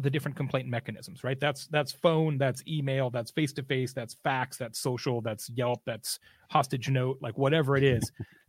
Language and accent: English; Arizona, United States; moved away; also born or lived in Scottsdale; I used to live in Scottsdale for a long, long time. I'm from Arizona originally.